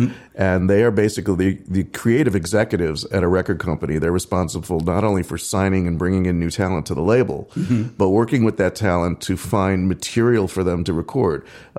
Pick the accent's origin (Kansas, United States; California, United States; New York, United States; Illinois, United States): Illinois, United States; Chicago; moved away as an adult; also born or lived in Los Angeles; now in Nashville, United States; I was born and raised in Chicago, yeah.